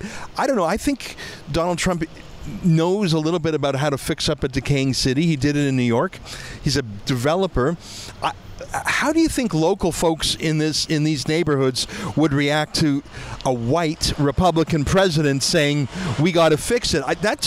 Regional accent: Canada; Well, I'm from Canada.

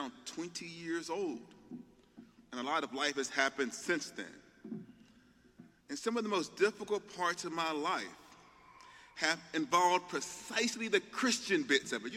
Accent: the South, Southern United States, United States; I'm a Southerner

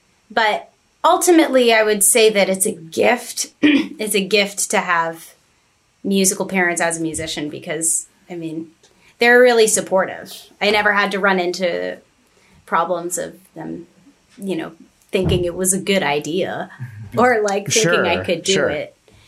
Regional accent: Staunton, Virginia, United States; now in Boston, United States; I moved from Stanton, Virginia. I grew up with in a musical household.

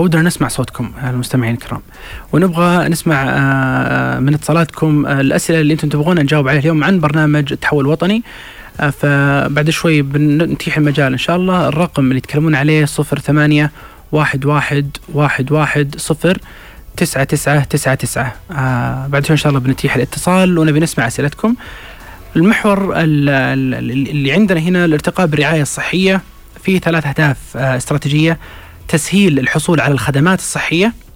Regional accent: Saudi Arabia; احنا نفسنا كسعوديين

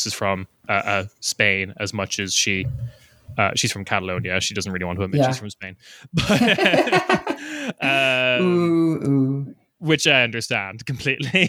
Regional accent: Ireland; as an Irish person

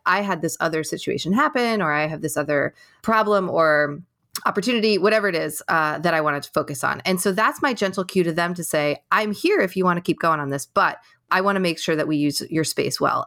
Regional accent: New York, United States; now in California, United States; I am from New York, but I live in California

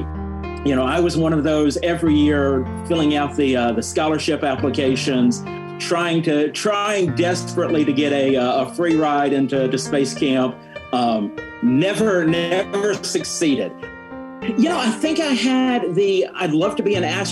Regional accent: Huntsville, Alabama, United States; I grew up in Huntsville, Alabama, so I'm growing up in the shadow of Marshall Space Flight Center

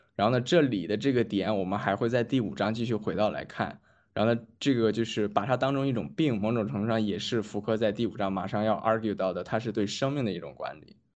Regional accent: Shandong, China; 我们山东人

